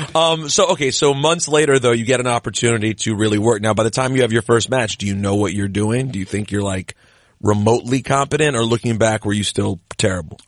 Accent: United States; also born or lived in Lanham, Maryland; we're from the same neck of the woods. You're from the D M V

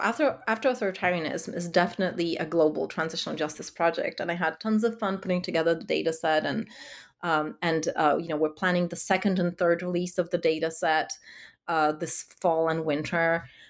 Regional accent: Warsaw, Masovian Voivodeship, Poland; growing up in Warsaw of the 90s. It was such an unstable time, such a dangerous time.

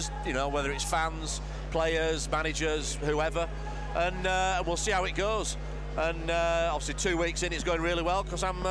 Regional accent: Keighley, Yorkshire and the Humber, United Kingdom; moved away; my hometown's Keighley

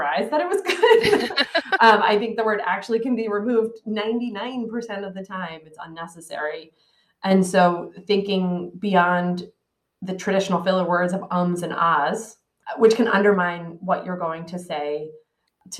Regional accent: Philadelphia, Pennsylvania, United States; I'm from Philadelphia

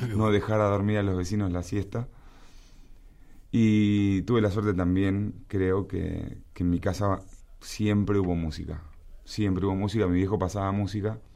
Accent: La Plata, Buenos Aires Province, Argentina; en mi ciudad, en La Plata, este, mis abuelos tanos, casa grande

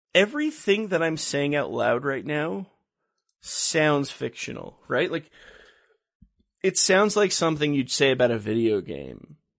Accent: Los Angeles, California, United States; I grew up in Los Angeles

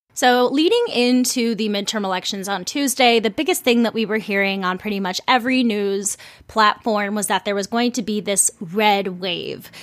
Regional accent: Ramsey County, Minnesota, United States; I grew up in Ramsey County

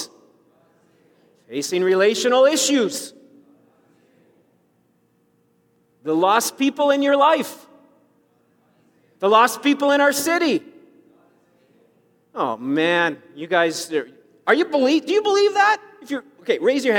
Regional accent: Saskatchewan, Canada; I grew up in Saskatchewan

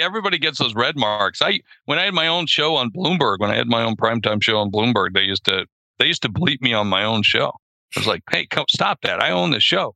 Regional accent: South Dakota, United States; I'm from South Dakota and we hunt prairie dogs

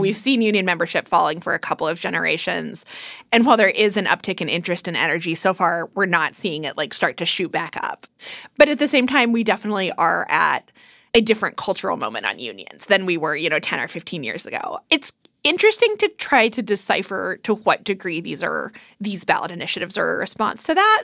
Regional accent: Kansas, United States; I'm actually from Kansas

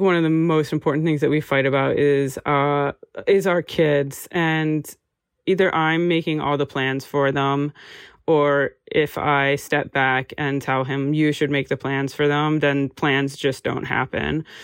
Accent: United States; moved away as an adult; now in Amsterdam, Netherlands; I'm an American graphic designer uh, living and working in Amsterdam

